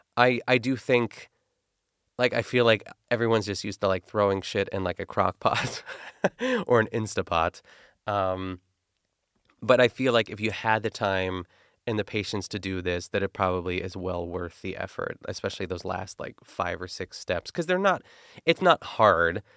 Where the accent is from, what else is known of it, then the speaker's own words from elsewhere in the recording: Pittsburgh, Pennsylvania, United States; accent: Pittsburgh; my Pittsburgh accent